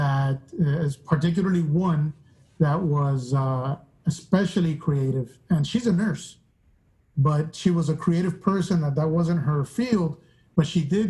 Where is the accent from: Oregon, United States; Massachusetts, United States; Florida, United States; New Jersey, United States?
Florida, United States; Miami; I grew up in Miami. I'm from Cuban-American, Cuban descent, because I'm the first Cuban-American in my family